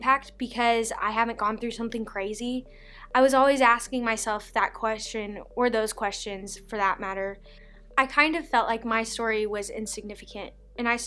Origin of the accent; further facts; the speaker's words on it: Owensboro, Kentucky, United States; I was born in Owensboro, Kentucky.